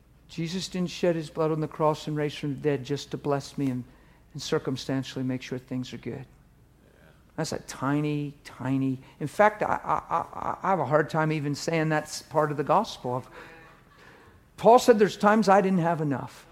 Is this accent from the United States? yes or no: yes; East Coast, United States; I'm from the East Coast